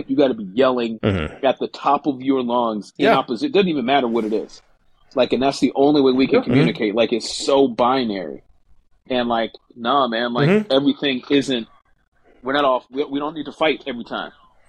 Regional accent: Philadelphia, Pennsylvania, United States; I'm from Philly, man.

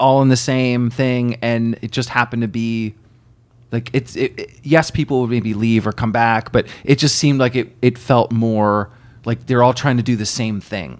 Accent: Burlington, Vermont, United States; I grew up in Burlington, Vermont

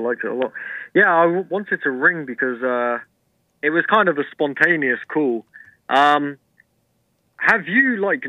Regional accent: United Kingdom; But I'm British, right? But I always consider myself a wannabe American.

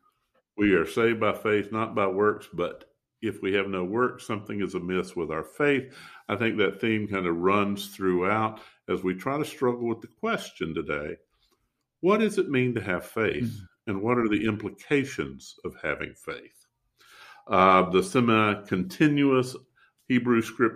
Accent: the American South, United States; as a Southerner

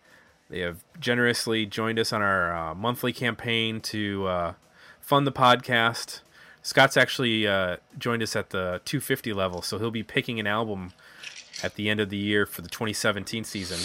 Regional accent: Scotland, United Kingdom; I grew up in Scotland

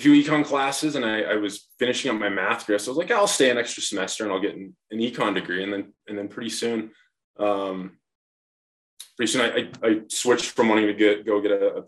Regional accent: Lewistown, Montana, United States; I grew up in a really small town, Lewistown, Montana

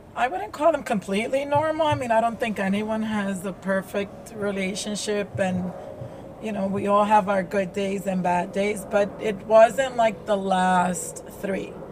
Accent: New York, United States; also born or lived in Dominican Republic; I grew up in New York

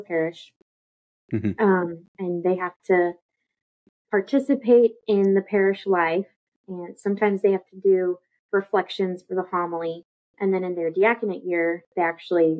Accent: Houston, Texas, United States; also born or lived in Corpus Christi, Texas; I live in Houston, Texas. Been here pretty much my whole life. We moved here when I was 7 from Corpus Christi for my dad's job

